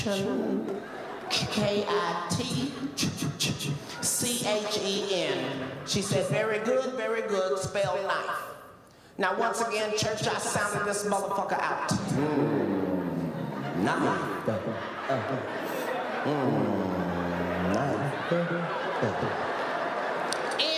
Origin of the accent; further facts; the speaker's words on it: Cincinnati, Ohio, United States; now in Los Angeles, United States; where I grew up in Avondale